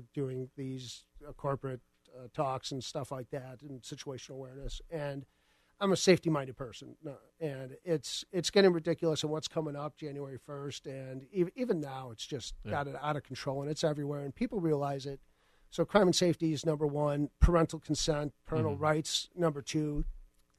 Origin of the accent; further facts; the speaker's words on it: Skokie, Illinois, United States; I grew up in Skokie, went to Niles West, graduated from there.